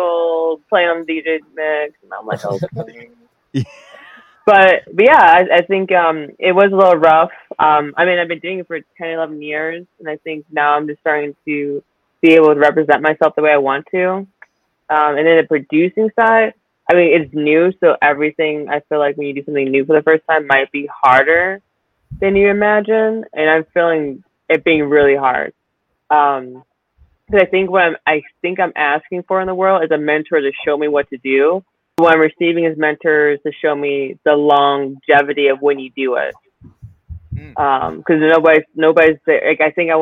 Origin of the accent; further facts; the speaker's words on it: Michigan, United States; I'm from Michigan